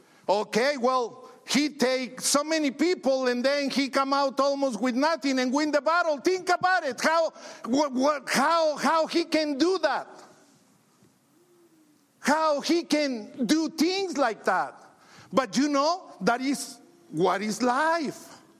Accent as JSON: {"language": "English", "country": "Mexico", "second_language": "English", "moved": "yes", "lives_now": "United States", "said": "You know, when I came from Mexico to the States, I just came to be rich."}